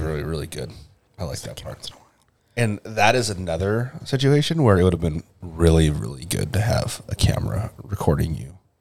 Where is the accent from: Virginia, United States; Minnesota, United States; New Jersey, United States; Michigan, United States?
Minnesota, United States; as a Minnesotan